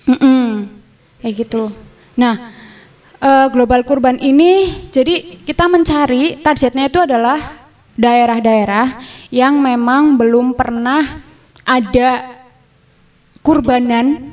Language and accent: Indonesian; Bumiayu, Central Java, Indonesia; saya dari Bumi Ayu